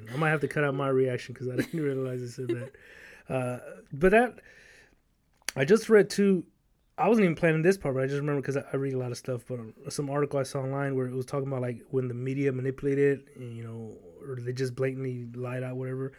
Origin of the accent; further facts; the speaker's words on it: Los Angeles, California, United States; moved away; I was born and raised in South Central L